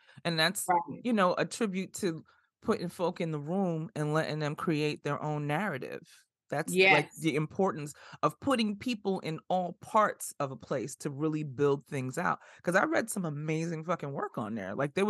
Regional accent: Bronx, New York, United States; also born or lived in Flatbush; I am very much a product of the South Bronx as well as Flatbush.

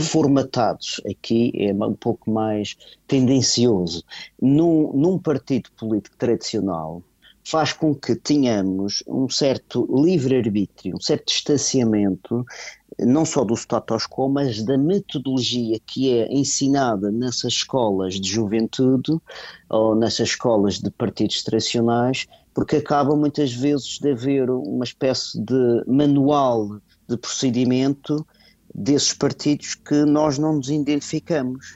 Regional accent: Portugal; nós somos portugueses, aliás, eu uhum. sinto-me eh, português

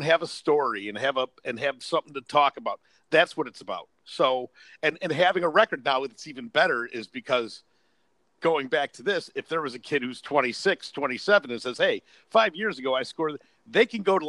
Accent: Chicago, Illinois, United States; because I was from Chicago.

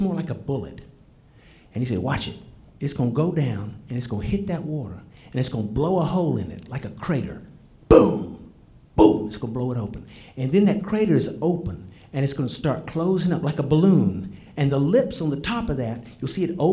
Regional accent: Georgia, United States; I grew up in Georgia

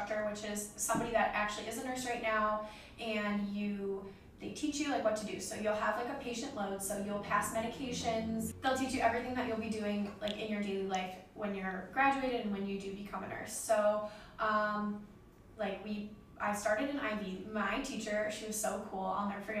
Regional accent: Independence, Ohio, United States; I am from Independence, Ohio, and I am 23 years old

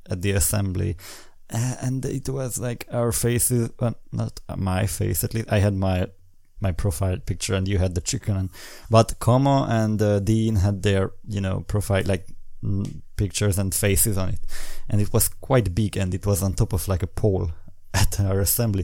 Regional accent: Hungary; English is a second language; I'm from Hungary

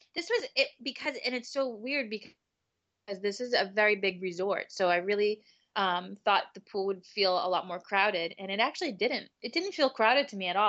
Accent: New England, United States; we're from New England

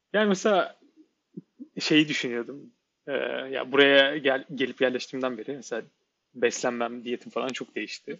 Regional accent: Ankara, Turkey; moved away; also born or lived in Netherlands; Ben bir Ankaralı olarak, Ankara'da yaşayan bir insan olarak ya her sene bir kere falan geliyorduk İstanbul'a neredeyse

